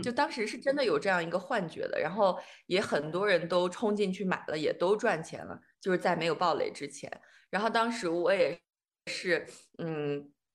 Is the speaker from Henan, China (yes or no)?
no; Xi'an, Shaanxi, China; moved away as an adult; now in Germany; 我在西安长大的嘛，然后我上那个高中他住校